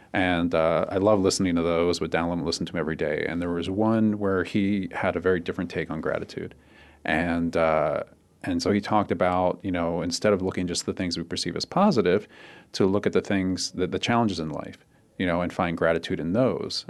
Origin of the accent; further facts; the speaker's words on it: Cherry Hill, New Jersey, United States; moved away as an adult; also born or lived in Philadelphia, Pennsylvania; now in Arizona, United States; I grew up in southern New Jersey. Um, most of my time back there in a, in a s, a small town called Cherry Hill, which is across the river from Philly.